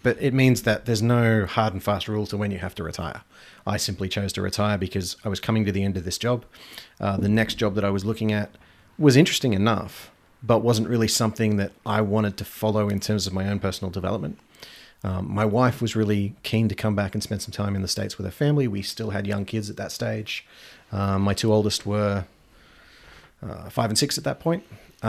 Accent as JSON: {"language": "English", "town": "Geelong", "region": "Victoria", "country": "Australia", "tie": "born or raised there", "also_born_or_lived": "Sydney / Darwin", "said": "So I was born just outside of Melbourne."}